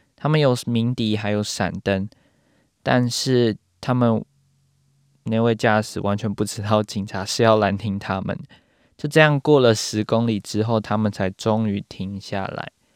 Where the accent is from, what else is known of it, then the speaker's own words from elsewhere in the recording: Taiwan; now in New Zealand; 身为台湾人住在纽西兰的我